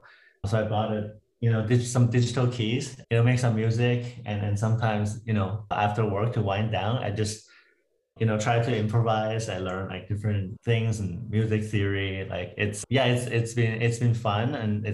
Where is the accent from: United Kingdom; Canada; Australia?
Canada; also born or lived in Toronto / Vancouver / Waterloo; now in United States; Yeah, so I'm Canadian. I moved a lot in different cities in Canada from Toronto to Vancouver and then back to Waterloo for my undergrad.